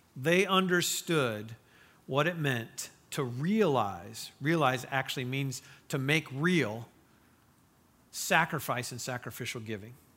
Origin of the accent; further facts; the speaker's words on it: Mishawaka, Indiana, United States; moved away; I grew up in Mishawaka, Indiana